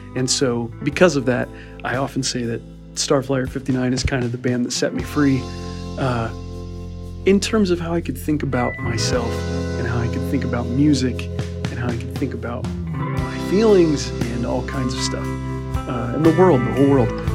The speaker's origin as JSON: {"language": "English", "region": "Midwest", "country": "United States", "said": "I'm Midwestern"}